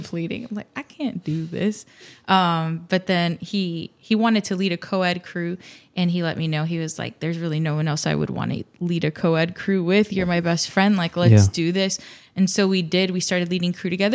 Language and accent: English; Miami, Florida, United States; I was born and raised in Miami